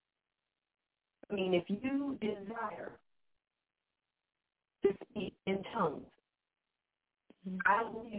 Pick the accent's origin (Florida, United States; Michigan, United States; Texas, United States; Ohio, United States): Florida, United States; Orlando; I'm from Orlando.